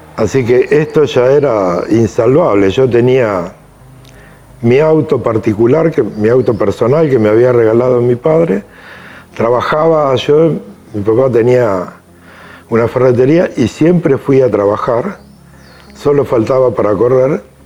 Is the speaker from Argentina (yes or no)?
yes; Lobos, Buenos Aires Province, Argentina; Soy nacido en Lobos